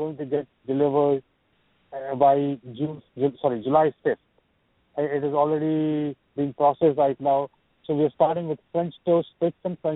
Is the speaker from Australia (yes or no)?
no; India; moved away as an adult; now in United States; I'm from India, but I'm in the United States for over a quarter of a century now.